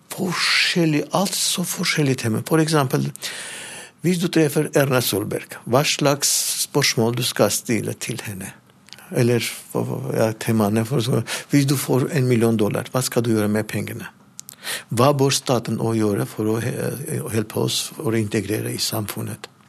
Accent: Armenia; Norwegian is a second language; moved away as an adult; also born or lived in Levanger, Norway; now in Norway

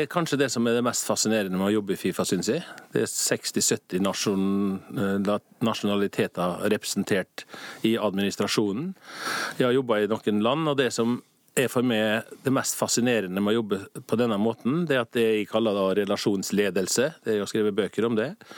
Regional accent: Norway; moved away as an adult; now in Zurich, Switzerland; Som nordmann og patriot

